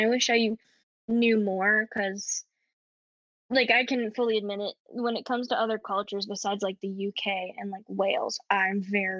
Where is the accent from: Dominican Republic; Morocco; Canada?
Canada; accent: Canadian; now in United Kingdom; I'll put it on like my Canadian accent more if I'm at the shops, and like I hope to get someone's attention or they'll ask me where I'm from. And then like when they do, I go, oh, I'm from Canada.